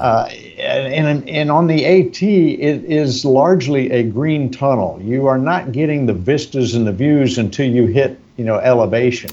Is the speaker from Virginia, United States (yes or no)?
yes; Virginia, United States; now in Florida, United States; I'm from Virginia originally, uh-huh. but I've been in Florida for 50 years